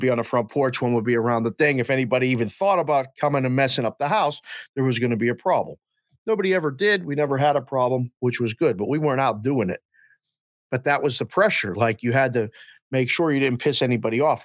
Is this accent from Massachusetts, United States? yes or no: no; near Pittsburgh, Pennsylvania, United States; We grew up in Green Street, Pennsylvania, right outside of Pittsburgh, literally right outside the city